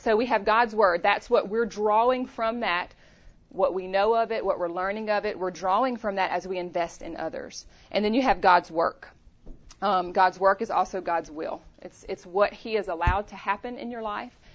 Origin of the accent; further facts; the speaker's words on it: Louisiana, United States; moved away as an adult; also born or lived in Chattanooga, Tennessee; now in Tennessee, United States; we're both from Louisiana. So born and raised in Louisiana.